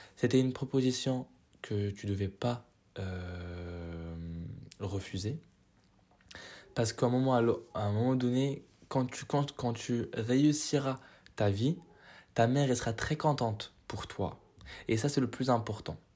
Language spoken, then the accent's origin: French; Morocco; moved away as an adult; j'ai quitté le Maroc en deux mille vingt